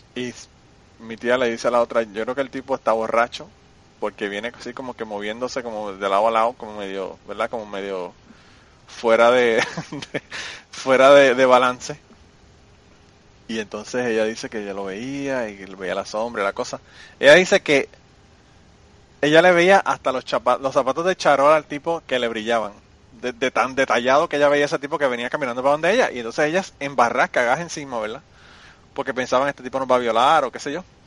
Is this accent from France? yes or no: no; Utuado, Puerto Rico; moved away; also born or lived in Nashville; En mi pueblo Utuado.